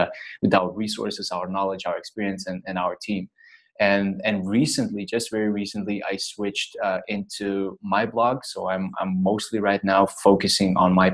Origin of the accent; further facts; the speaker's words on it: Lithuania; moved away as an adult; I would go back home to my home country, to Lithuania, to just visit family and friends